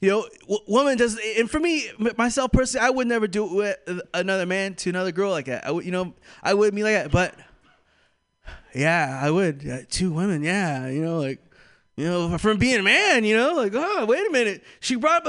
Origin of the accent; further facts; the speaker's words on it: California, United States; moved away; I am from Bolico, California